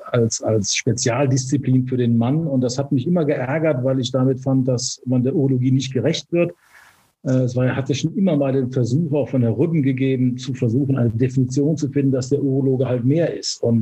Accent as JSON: {"language": "German", "town": "Cologne", "region": "North Rhine-Westphalia", "country": "Germany", "accent": "Cologne", "said": "dann war es ja auch ein Schritt zurück ins Rheinland, wo ich ja herkomme. Ich komme ja aus Köln. Man hört es wahrscheinlich auch an meinem Kölner Singsang so ein bisschen."}